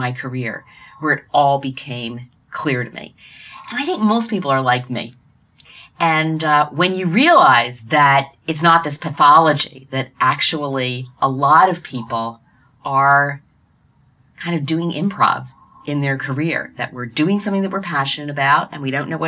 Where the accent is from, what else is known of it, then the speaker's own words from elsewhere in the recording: Norristown, Pennsylvania, United States; I grew up in Norristown, Pennsylvania, outside of Philadelphia